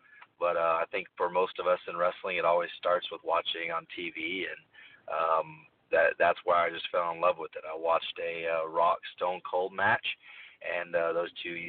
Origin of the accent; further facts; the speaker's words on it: Amarillo, Texas, United States; also born or lived in Oklahoma, United States; now in Dallas, United States; I'm always been from Texas, though. I am from Amarillo, Texas, born and raised. So my parents actually moved to Oklahoma whenever I was a little younger, which took me there.